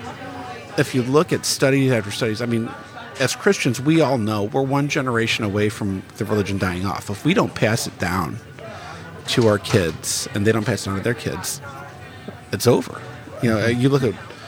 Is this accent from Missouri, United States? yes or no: yes; Bridgeton, Missouri, United States; I grew up in Bridgeton, 10, 15 minutes away from Ferguson